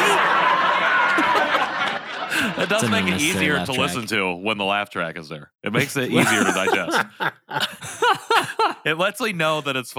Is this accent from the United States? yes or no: yes; Rensselaer, New York, United States; I try to not say, oh, I'm from Rensselaer. I'm trying to say I grew up in, or this is where I grew up.